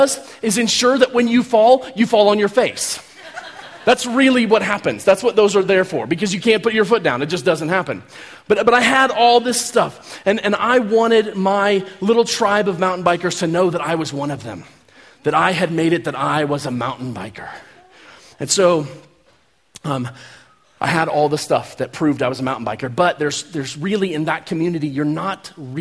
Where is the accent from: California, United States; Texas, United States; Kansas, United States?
Kansas, United States; I'm from Kansas. We don't really have mountains in Kansas